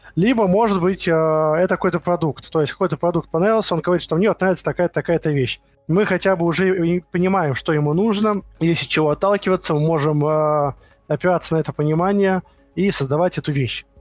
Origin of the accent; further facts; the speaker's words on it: Moscow, Russia; Родился в Москве в 1987 году